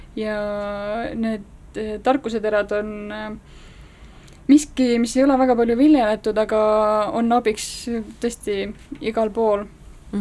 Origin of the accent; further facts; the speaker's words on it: Estonia; meie kui eestlased